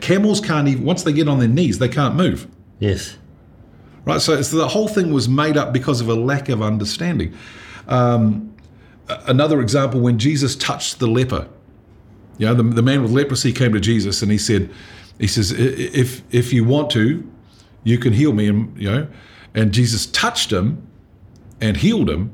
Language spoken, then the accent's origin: English; Dunedin, Otago, New Zealand; I grew up in Dunedin